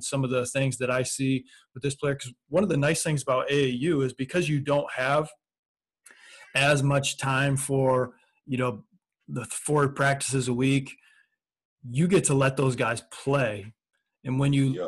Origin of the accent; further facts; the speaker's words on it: Michigan, United States; I was from Michigan